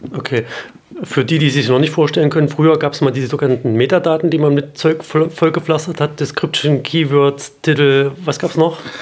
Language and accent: German; Halle, Saxony-Anhalt, Germany; in Halle Saale, meiner Heimatstadt